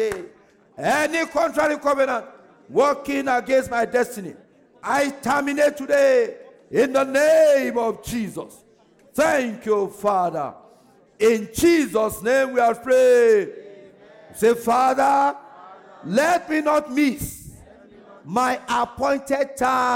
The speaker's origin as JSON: {"language": "English", "town": "Ogbomosho", "region": "Oyo", "country": "Nigeria", "said": "I'm from Ogunmosho"}